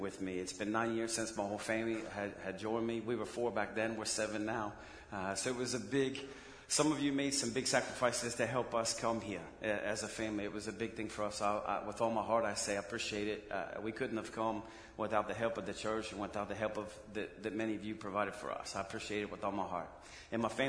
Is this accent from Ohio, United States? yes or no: yes; Westerville, Ohio, United States; moved away as an adult; now in Saratov, Russia; I grew up in Westerwood